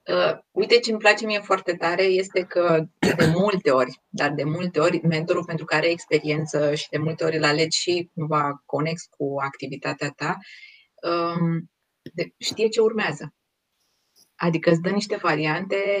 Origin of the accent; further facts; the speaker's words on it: Romania; noi ca și români